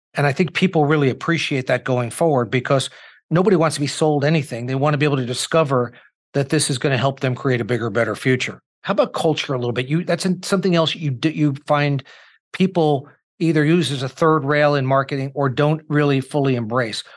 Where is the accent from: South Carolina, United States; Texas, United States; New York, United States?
New York, United States; also born or lived in Indiana; I'm a New Yorker with Midwestern sensibilities